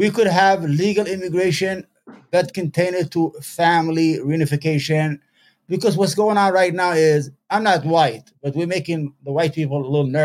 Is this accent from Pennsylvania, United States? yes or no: no; New York City, New York, United States; But I'm a New Yorker. I'm a piece of shit New Yorker.